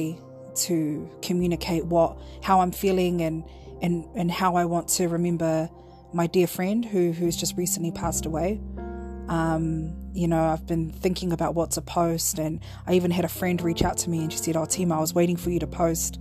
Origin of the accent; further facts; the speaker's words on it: Auckland, New Zealand; I'm from Southside